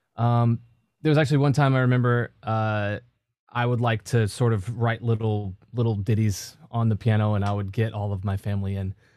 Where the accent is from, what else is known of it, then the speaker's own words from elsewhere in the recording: Cookeville, Tennessee, United States; moved away as an adult; my hometown. That's, uh, Cookville. It's, uh, right in between Nashville and Knoxville